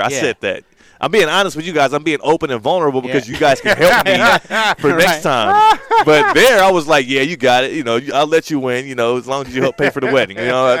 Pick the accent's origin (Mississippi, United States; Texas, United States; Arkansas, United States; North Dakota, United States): Texas, United States; I'm from Texas.